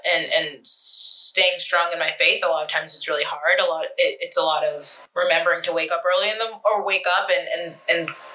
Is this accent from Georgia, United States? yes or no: yes; Atlanta, Georgia, United States; moved away as an adult; also born or lived in California / Boston; I was born in California, raised in Atlanta to immigrant parents